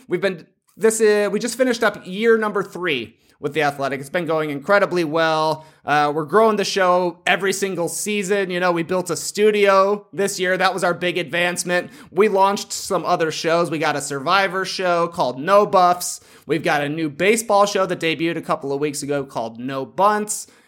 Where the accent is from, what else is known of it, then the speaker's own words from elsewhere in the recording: Plano, Illinois, United States; moved away; also born or lived in Toronto; I grew up in a tiny town, Plano, Illinois.